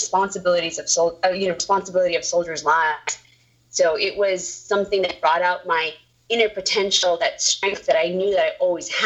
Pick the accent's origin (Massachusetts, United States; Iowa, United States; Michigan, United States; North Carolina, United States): Massachusetts, United States; Boston; also born or lived in Lebanon / Saudi Arabia / New York; now in California, United States; I'm from Boston. I was born and raised over there, and then we ended up moving to California afterwards